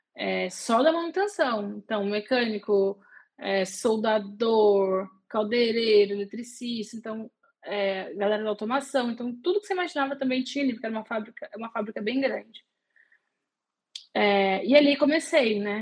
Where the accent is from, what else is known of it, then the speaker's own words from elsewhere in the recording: Guaratinguetá, São Paulo, Brazil; eu sou do interior de São Paulo, Guaratinguetá, uma cidadezinha ali no eixo Rio-São Paulo, pertinho de Aparecida do Norte, que é o ponto de referência. e eu cresci, nasci em Guará